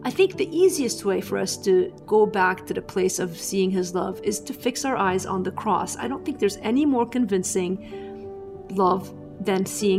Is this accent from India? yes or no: no; Lebanon; everything we could to have a productive life that also gave us opportunities outside of staying in my home country of Lebanon.